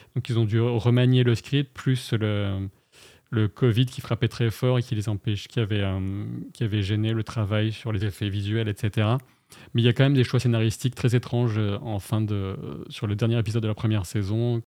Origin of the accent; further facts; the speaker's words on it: the Nord, Hauts-de-France, France; moved away as an adult; also born or lived in Paris; moi, je suis originaire du Nord